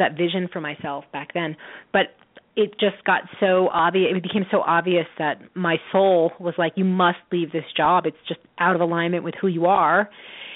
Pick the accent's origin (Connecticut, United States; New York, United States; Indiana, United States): New York, United States; now in Oregon, United States; I'm from New York